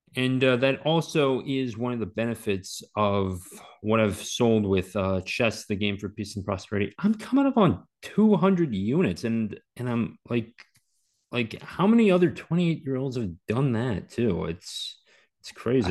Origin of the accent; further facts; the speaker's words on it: Maryland, United States; I grew up in Maryland